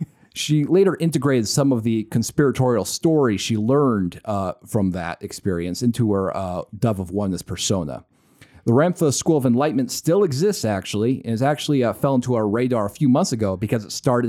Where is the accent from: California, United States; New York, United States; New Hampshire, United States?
California, United States; Fallbrook; it's a small town thing. I grew up in Fallbrook, California.